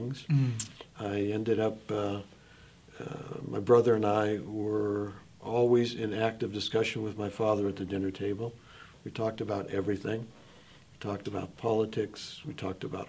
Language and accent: English; Los Angeles, California, United States; moved away; we grew up in Los Angeles